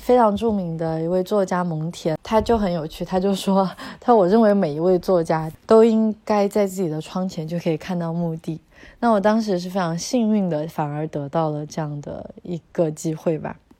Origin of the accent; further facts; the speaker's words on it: China; 因为我们中国人可能只有扫墓的时候，自己祭祀自己家，嗯，祖先或者是嗯去世的长者的时候才会去这样的地方